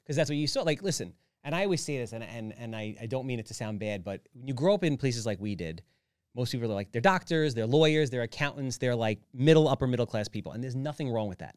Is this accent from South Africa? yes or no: no; Wantagh, New York, United States; I grew up in Wantaw.